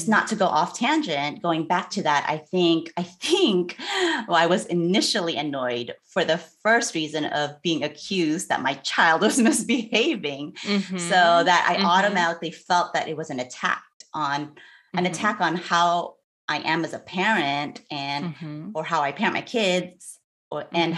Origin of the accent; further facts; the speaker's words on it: Philippines; And I'm Filipino and I'm married to a white man.